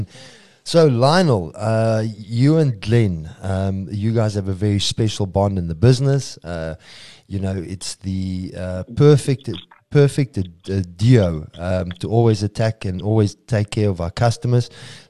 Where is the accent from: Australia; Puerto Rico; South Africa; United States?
South Africa; we're not always saying support us locally because we're South African.